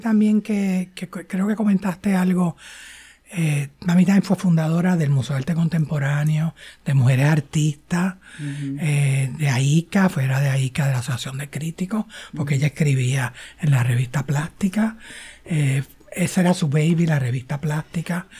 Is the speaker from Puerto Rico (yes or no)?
yes; San Juan, Puerto Rico; yo nací en San Juan y me crié en San Juan